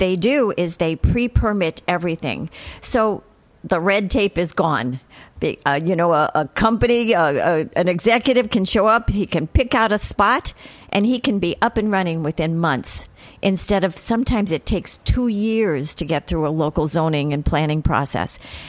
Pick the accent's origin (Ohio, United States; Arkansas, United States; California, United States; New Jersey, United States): Ohio, United States; now in Rhode Island, United States; I'm actually from Ohio originally, which gives me a different perspective on Rhode Island than most folks